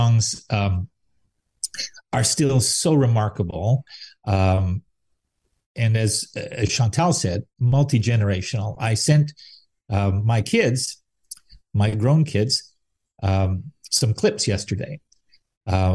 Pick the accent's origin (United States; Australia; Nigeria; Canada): Canada; Salaberry-de-Valleyfield, Quebec; growing up in Quebec